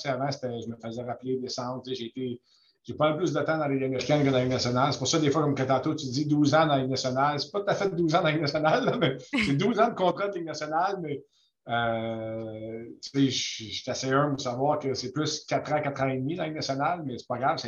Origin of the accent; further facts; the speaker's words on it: Quebec, Canada; je suis né au Québec